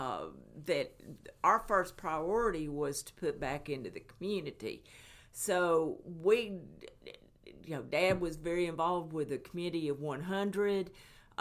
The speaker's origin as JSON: {"language": "English", "town": "Athens", "region": "Tennessee", "country": "United States", "tie": "born or raised there", "also_born_or_lived": "Niota, Tennessee / Knoxville, Tennessee", "said": "I was born and bred in Athens, Tennessee. Actually, I was born in Epperson Hospital in Athens, but my family lived in Niota, Tennessee"}